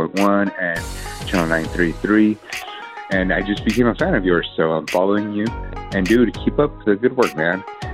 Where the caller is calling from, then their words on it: El Centro, California, United States; I'm calling from El Centro.